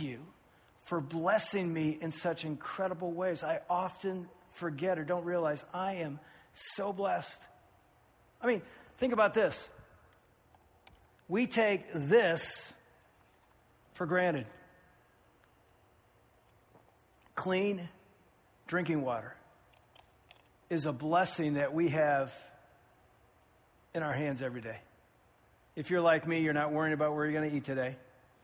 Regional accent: Findlay, Ohio, United States; my hometown of Findlay

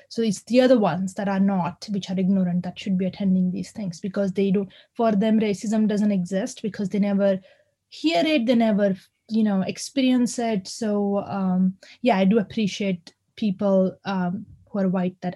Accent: India; now in Bath, United Kingdom; now i'm from india and i have no problem saying where i'm from because i am from india when people ask me i'm fine with it

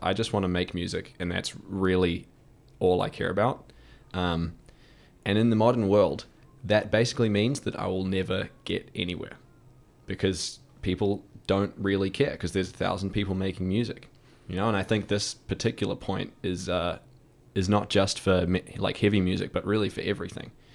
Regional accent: United States; now in New Zealand; I'm, I'm American citizen

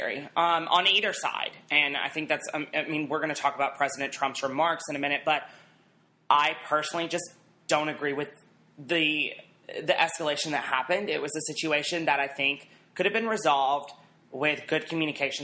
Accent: Alabama, United States; I'm from Alabama

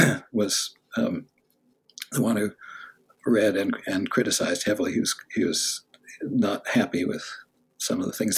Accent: Los Angeles, California, United States; now in Stanford, United States; Then my father moved to UCLA, and when I was eight, so I spent the second half in West LA.

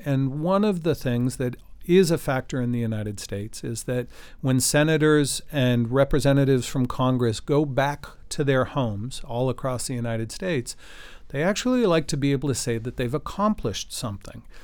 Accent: Canada; as a Canadian

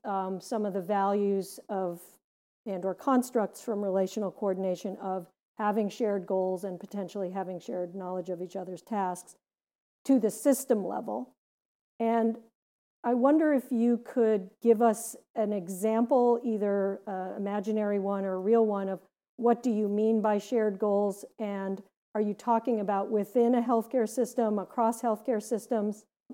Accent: Gary, Indiana, United States; now in Massachusetts, United States; versus growing up in Gary, Indiana, that has a lot of industry with a variety of pollutants spewing into the air.

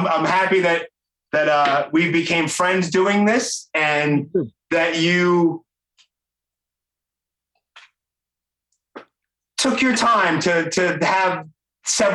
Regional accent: New York City, New York, United States; accent: Brooklyn; my knucklehead Brooklyn accent

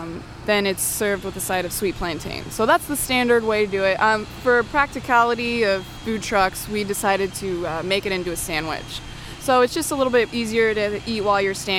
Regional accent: Reynoldsburg, Ohio, United States; I grew up in Reynoldsburg

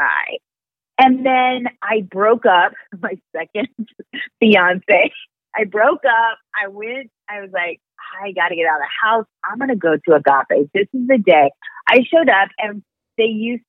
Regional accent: Raytown, Missouri, United States; moved away as an adult; also born or lived in Los Angeles; I'm from Raytown, Missouri. I didn't get that education in my upbringing.

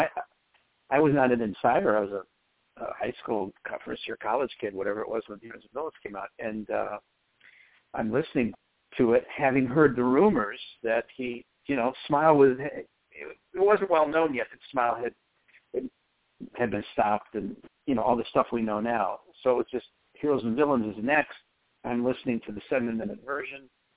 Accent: Chicago, Illinois, United States; I'm from Chicago

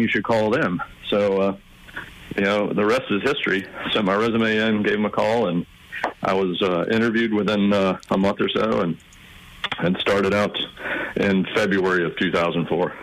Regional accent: South Carolina, United States; moved away as an adult; also born or lived in California; I'm actually from South Carolina

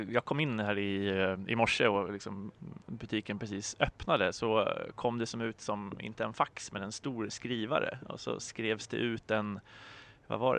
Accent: Sweden; Jag tror att man som svensk frilansare är väldigt privilegierad på så sätt jämfört med om man skriver på engelska eller andra språk.

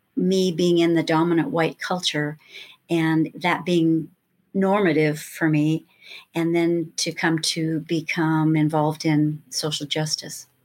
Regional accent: Lakewood, California, United States; also born or lived in Los Angeles, California; starting as a little girl growing up in Lakewood, California

